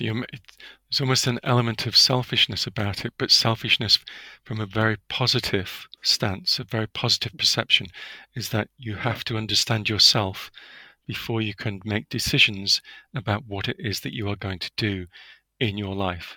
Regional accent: United Kingdom; as a Brit

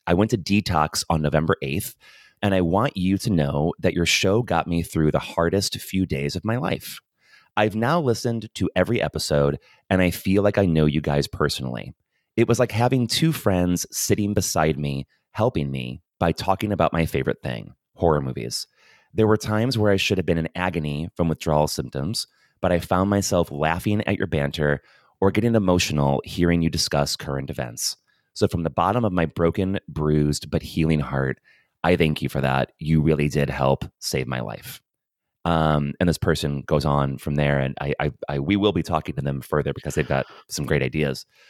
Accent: United States; accent: American; moved away as an adult; now in Dublin, Ireland

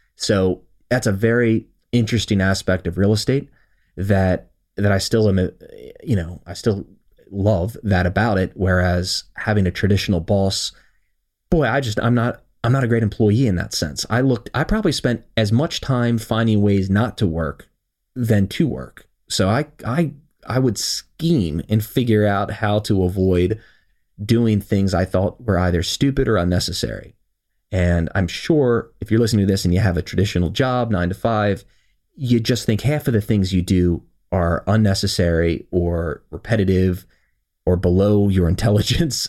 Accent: Howard County, Maryland, United States; I was born and raised here in Howard County, Maryland

